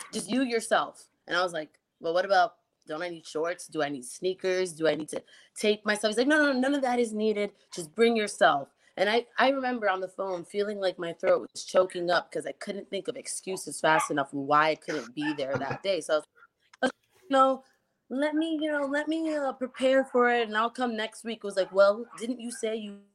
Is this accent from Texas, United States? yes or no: no; New York City, New York, United States; I grew up in New York, Bronx, my background